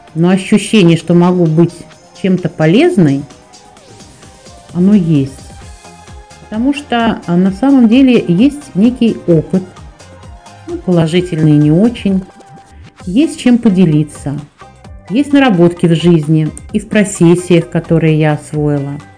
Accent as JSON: {"language": "Russian", "region": "Moscow", "country": "Russia", "said": "Я москвичка."}